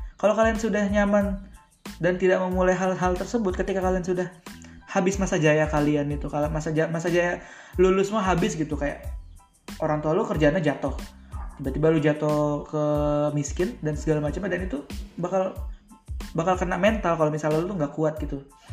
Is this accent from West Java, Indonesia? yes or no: no; Tangerang, Banten, Indonesia; moved away as an adult; also born or lived in Padang (ancestral hometown, Minang); now in Padang, Indonesia; gua tinggal sembilan belas tahun di Tangerang dan gua merantau ke Padang. Yang dimana Padang ini kampung gua juga